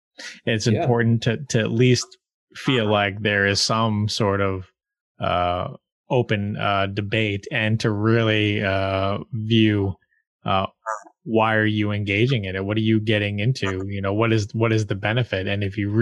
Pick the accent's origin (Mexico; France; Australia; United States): United States; I'm pretty proud of being an American and being in this country